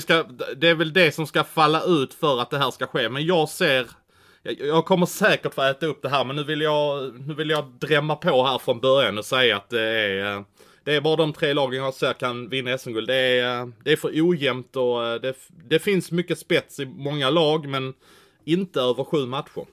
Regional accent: Malmö, Skåne, Sweden; det finns ju en sportchef här i min hemstad som jag jobbar väldigt nära och det är ju Patrik Sylvegård

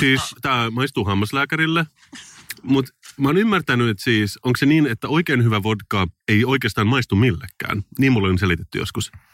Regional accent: Finland; mä oon suomenruotsalainen

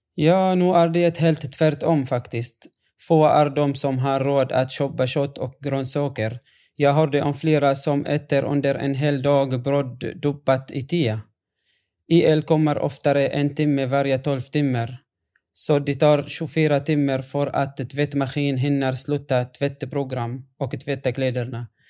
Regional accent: Yabroud, Rif Dimashq, Syria; Swedish is a second language; moved away as an adult; now in Sweden; när det gäller min hemstad så är det en, en annan story faktiskt. Jabrod är belägen eh, 1400

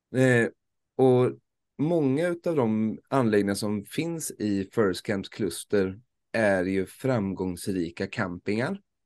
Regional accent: Småland, Sweden; för en smålänning

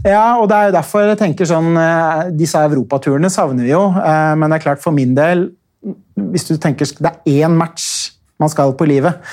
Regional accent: Oslo, Norway; da jeg vokste opp på Vålinga i Oslo på 80-tallet

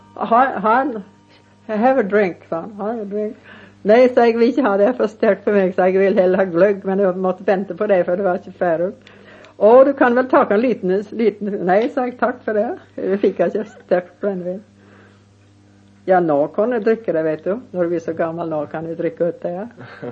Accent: Montana, United States; moved away; jag var från Montana och han är född i Montana, inte så långt som ifrån där jag bor

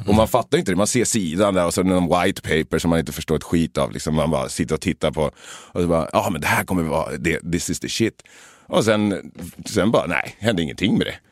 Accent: Sweden; moved away as an adult; also born or lived in Los Angeles, United States; Jag hade börjat trolla hemma i Sverige

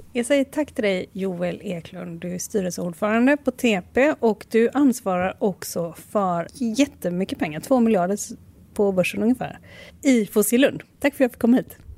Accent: Malmö, Skåne, Sweden; vi växte upp i Malmö på 80-talet

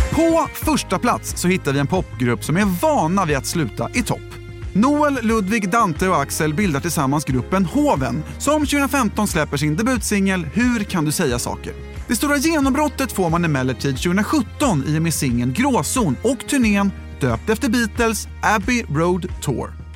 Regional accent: Vallentuna, Stockholm County, Sweden; now in Los Angeles, United States; när jag växte upp här

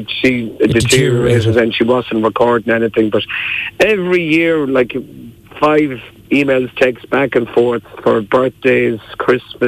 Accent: Mayo, Connacht, Ireland; I'm from Mayo.

